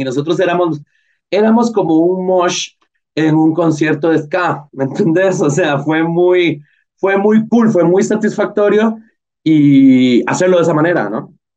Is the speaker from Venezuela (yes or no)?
no; Costa Rica; como cineastas costarricenses